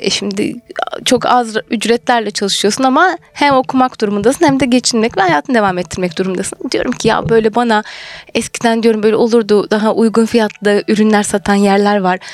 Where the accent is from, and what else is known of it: Birecik, Şanlıurfa, Turkey; moved away as an adult; also born or lived in Isparta / Ankara